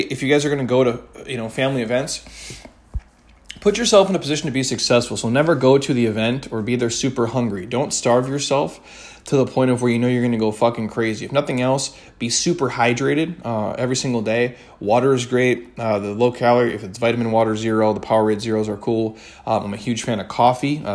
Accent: Minnesota, United States; moved away; I'm from Minnesota

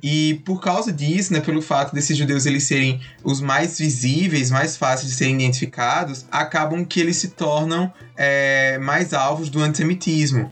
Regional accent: Campina Grande, Paraíba, Brazil; eu sou de Campina Grande, Paraíba

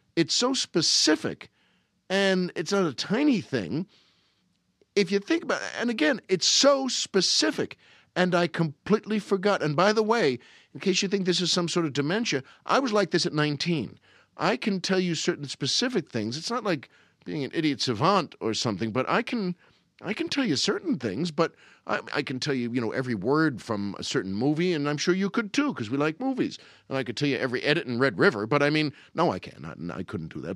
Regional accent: Long Island, New York, United States; moved away; where I grew up on Long Island

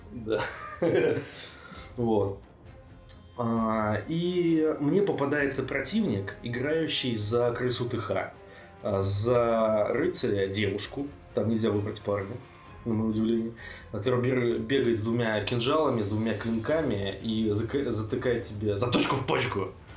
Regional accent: Russia; also born or lived in Bratislava, Slovakia; я из России». Он такой, «А, ну, я, в принципе, это понял по твоему акценту

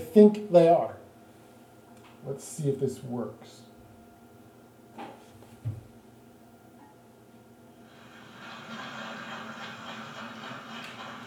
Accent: South Australia, Australia; I come from South Australia

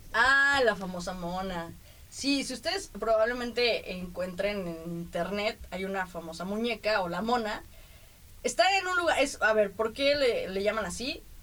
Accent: Mexico City, Mexico; now in Tijuana, Mexico; la Ciudad de México, y digo Ciudad de México porque ya sabemos de dónde son mis orígenes

